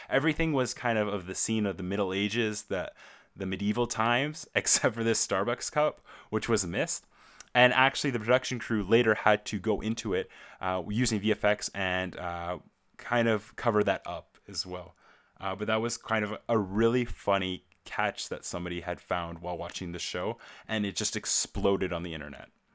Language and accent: English; Canada; as a Canadian myself